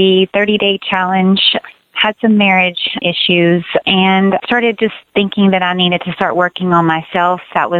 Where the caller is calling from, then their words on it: Texas, United States; Hi, Randy. And … I'm from Texas, and I listen to your show all the time